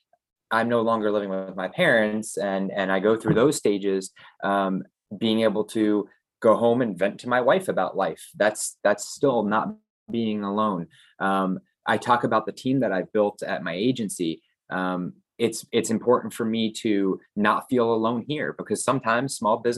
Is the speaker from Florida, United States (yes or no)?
yes; Florida, United States; I grew up here in Florida, so I only had my mom and dad